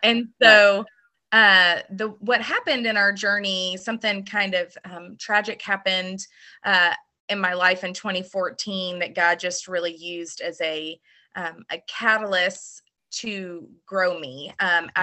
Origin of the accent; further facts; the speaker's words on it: Louisville, Kentucky, United States; also born or lived in Birmingham; I was born and raised right here in Middletown.